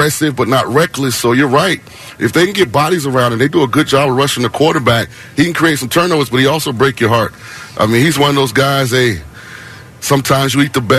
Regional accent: St. Petersburg, Florida, United States; I'm from St. Petersburg, so I'm home

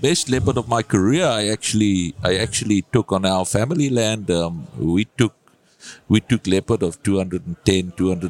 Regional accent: South Africa; I'm from South Africa.

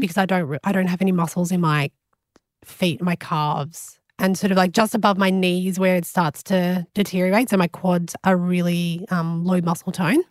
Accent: Melbourne, Victoria, Australia; now in Gold Coast, Australia; I grew up in Melbourne and I moved up to the Gold Coast.

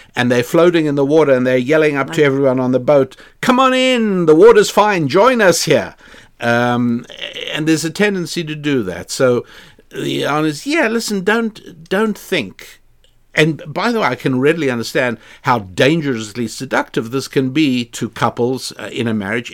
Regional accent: South Africa; moved away; when I was growing up in South Africa

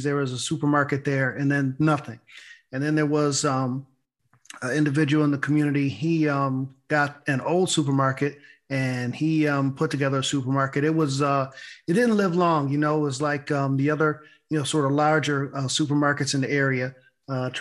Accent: Buffalo, New York, United States; moved away; My hometown, Buffalo, New York

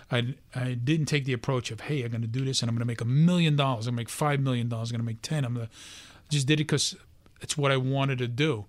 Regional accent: New York City, New York, United States; I, um, was just a regular guy, born and raised in Brooklyn

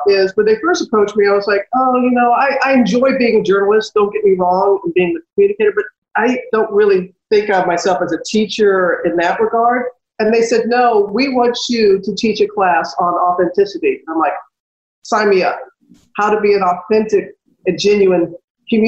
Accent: United States; my hometown was destroyed by Hurricane Katrina

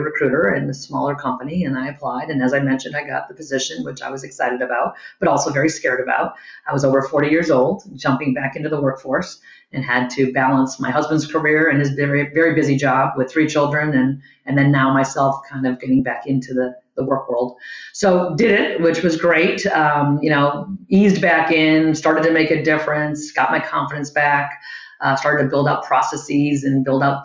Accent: East Coast, United States; also born or lived in Boston; I grew up on the East Coast, went to college in Boston

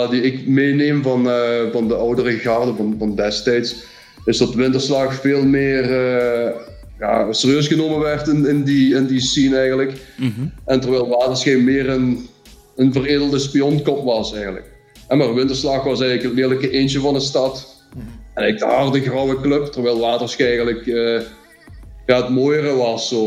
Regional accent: Limburg, Flanders, Belgium; als Limburgers eh, had je twee keuzes, of je ging naar Genk, of naar Lommel, of naar Sint-Truiden.

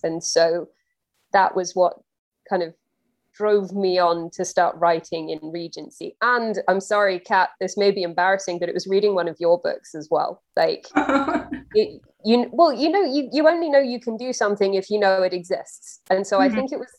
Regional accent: England, United Kingdom; I'm English, and period dramas are baked into our pop culture

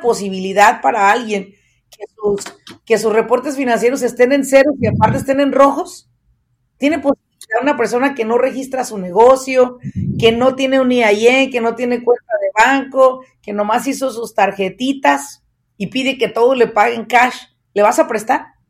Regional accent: Apatzingán, Michoacán, Mexico; now in United States; yo soy nativa de Apatzingán, Michoacán

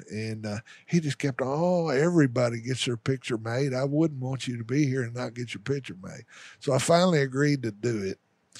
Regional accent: Arkansas Delta, United States; For me, the Delta's home. And that's where I've spent most of my outdoor life is in the Delta, in those river bottoms.

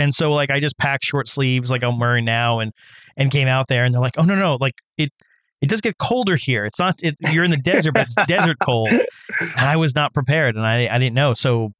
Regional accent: New York, United States; I'm a New Yorker. I've been here for God knows how long, and I can't get it out of my system.

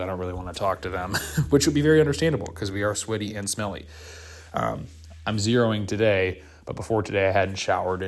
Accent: Wisconsin, United States; I'm from the northern part of the country. I'm from Wisconsin.

